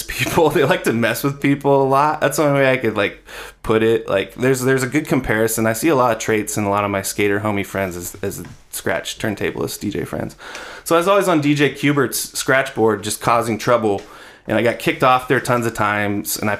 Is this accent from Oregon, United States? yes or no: yes; Eugene, Oregon, United States; we're all from Eugene